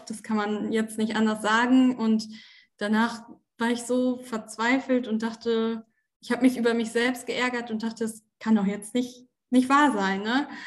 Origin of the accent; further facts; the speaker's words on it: Osnabrück, Lower Saxony, Germany; bin äh, jetzt 26 Jahre alt, komme aus Osnabrück ursprünglich